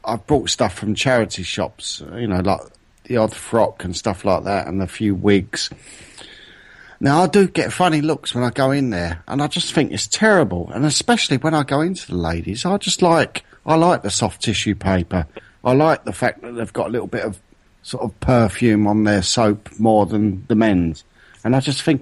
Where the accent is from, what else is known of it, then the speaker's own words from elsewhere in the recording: London, United Kingdom; I'm not from bloody France. I'm from London.